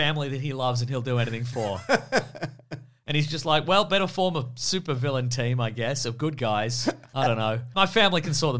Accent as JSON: {"language": "English", "country": "United Kingdom", "said": "I'm not equipped to deal with this. I'm British."}